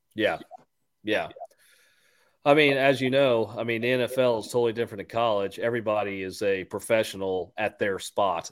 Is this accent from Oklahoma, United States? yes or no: no; Houston, Texas, United States; I'm from Houston